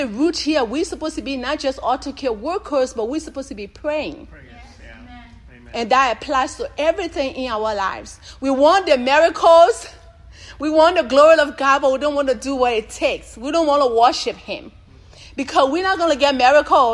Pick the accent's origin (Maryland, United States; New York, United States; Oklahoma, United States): Oklahoma, United States; moved away; I'm from Oklahoma